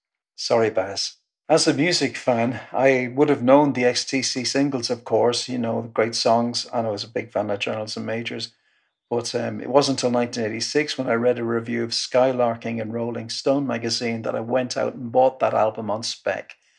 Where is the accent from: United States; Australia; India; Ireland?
Ireland; also born or lived in North West England / Loughton; I'm a songwriter from Ireland, born in the northwest of England, lived in Loughton.